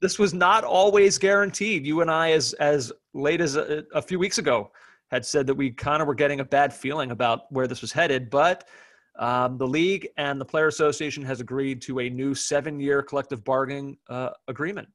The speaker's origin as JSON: {"language": "English", "country": "United States", "said": "as an American fan"}